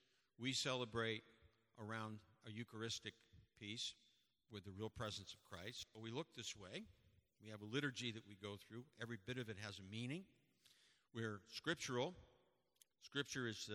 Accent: United States; I'm an American

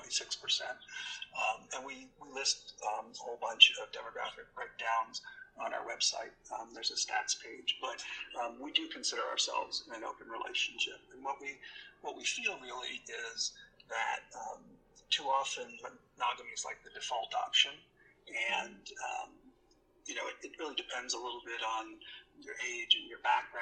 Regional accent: Northampton, Massachusetts, United States; I actually grew up in a place called Northampton, Massachusetts

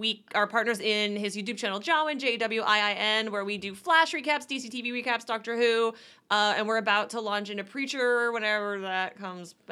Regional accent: Canada; I'm Canadian and there's no Spanish people there

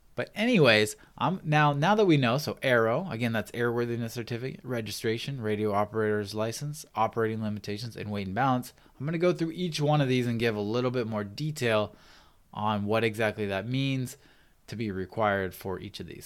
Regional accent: Pacific Northwest, United States; now in San Diego, United States; I grew up in the Pacific Northwest, and I started my pilot training in the Pacific Northwest

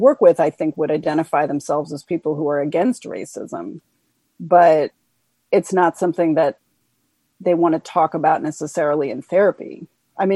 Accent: Washington, District of Columbia, United States; I grew up in Washington, D.C.

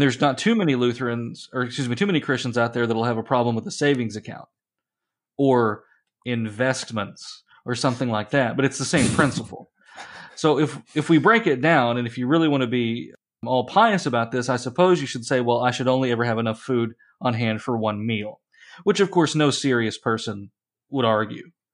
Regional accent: Appalachia, United States; now in central Illinois, United States; where I grew up in Appalachia

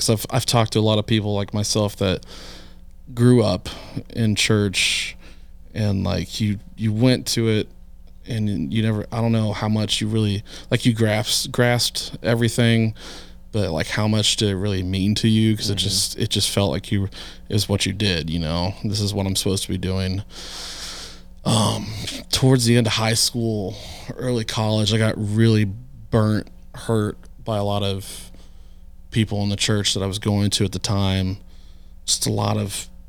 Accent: Independence, Kansas, United States; I grew up in a little town called Independence, Kansas, about 9,000-10,000 people.

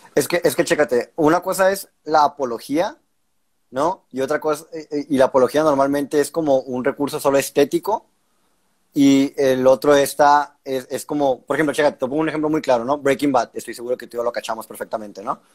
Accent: Sonora, Mexico; soy, somos acá norteños

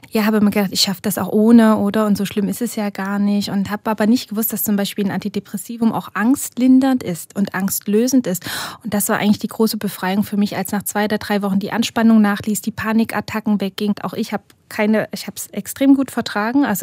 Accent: Germany; Gehe ich vielleicht zurück nach Deutschland mit den Kindern, weil dort meine Familie ist. Also wir sind beide aus Deutschland, äh, unsere Großeltern eben auch dort.

